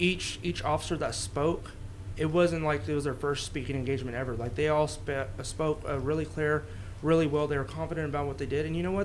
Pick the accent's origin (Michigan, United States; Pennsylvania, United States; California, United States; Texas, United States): Texas, United States; Amarillo; also born or lived in Hereford, Texas / Lubbock, Texas; I'm from here. I was born in Hereford. Raised in Amarillo from like age 3.